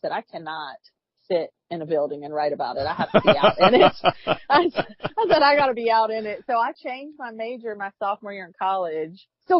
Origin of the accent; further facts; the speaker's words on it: Mount Pleasant, South Carolina, United States; I grew up in Mount Pleasant, South Carolina, fishing my whole life.